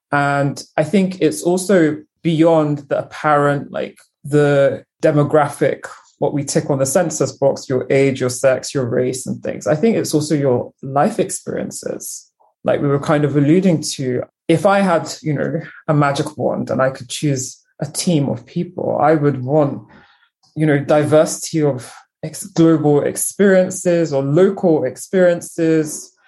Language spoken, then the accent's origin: English; United Kingdom; I used to say when I was in university, I'm a Brigerian. I'm a British Nigerian. Proudly so. Equal parts.